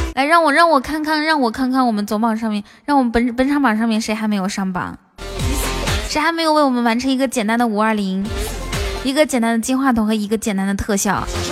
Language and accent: Chinese; northern China, China; 北方汉子，我也是来自北方的